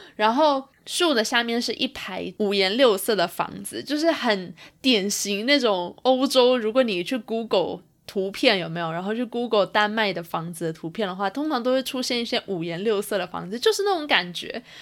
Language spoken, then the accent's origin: Chinese; Taipei, Taiwan; moved away as an adult; now in Toronto, Canada; 我从小住在台北嘛，然后后来我又搬来了多伦多工作，所以一直都是处在于一个比较，嗯，大城市的一个环境里面